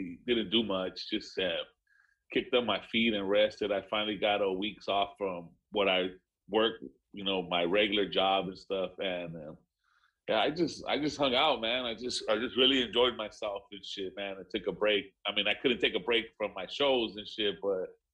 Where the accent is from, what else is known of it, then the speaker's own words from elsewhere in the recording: Long Beach, California, United States; also born or lived in South Central Los Angeles; my teen years, I grew up in Long Beach.